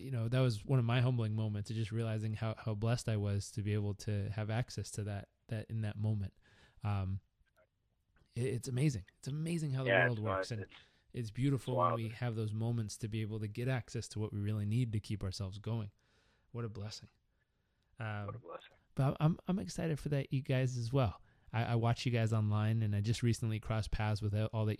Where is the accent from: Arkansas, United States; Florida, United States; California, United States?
California, United States; Southern; growing up in Southern California